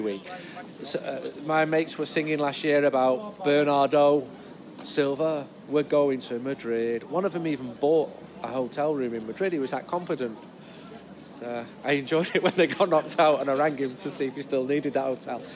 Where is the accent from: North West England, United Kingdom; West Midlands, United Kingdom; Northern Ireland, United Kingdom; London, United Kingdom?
North West England, United Kingdom; Manchester; because I'm from Manchester